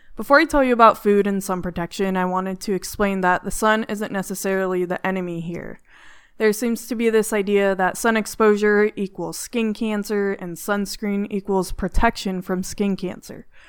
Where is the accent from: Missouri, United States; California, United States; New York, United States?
California, United States; now in Arizona, United States; I'm from California